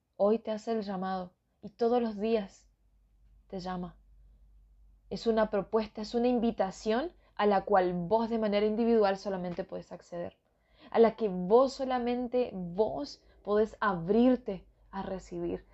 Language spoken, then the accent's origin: Spanish; northern Argentina, Argentina; soy de Argentina, soy de la parte norte